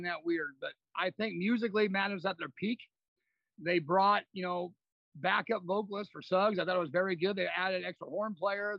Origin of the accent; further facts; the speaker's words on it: California, United States; I'm from California.